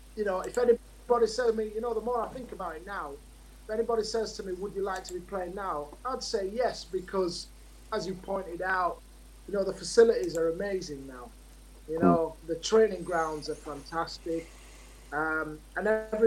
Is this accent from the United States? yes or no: no; Leeds, Yorkshire and the Humber, United Kingdom; I live in Leeds, I'm from Leeds